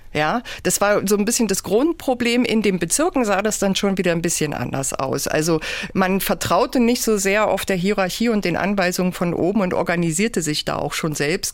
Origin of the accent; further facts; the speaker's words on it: Haldensleben, Saxony-Anhalt, Germany; also born or lived in Magdeburg; ich bin Jahrgang 67 und in Haldensleben geboren